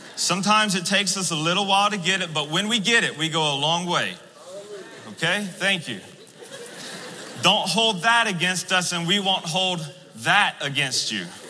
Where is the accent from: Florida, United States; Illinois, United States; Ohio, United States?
Florida, United States; I'm from the South, I'm from Florida